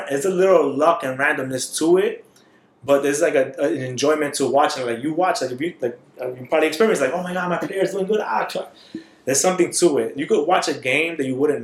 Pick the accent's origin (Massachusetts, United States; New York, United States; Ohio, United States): New York, United States; I'm from New York.